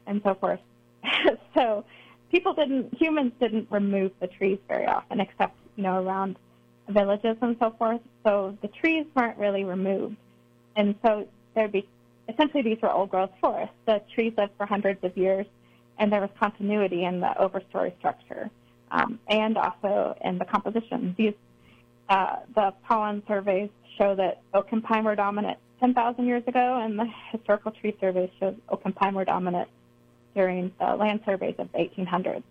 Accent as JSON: {"language": "English", "region": "Eastern United States", "country": "United States", "tie": "born or raised there", "also_born_or_lived": "Missouri / Boulder", "said": "I grew up in the Eastern U.S."}